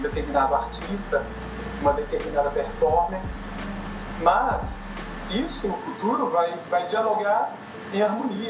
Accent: Brazil; eu sou brasileiro

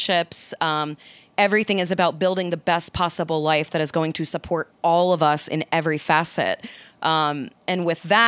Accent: New Jersey, United States; Italian from New Jersey

